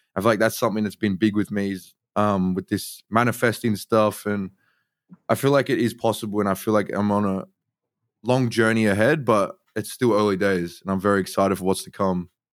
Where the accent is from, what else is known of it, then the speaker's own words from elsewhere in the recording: Sydney, New South Wales, Australia; I'm from Sydney, Australia.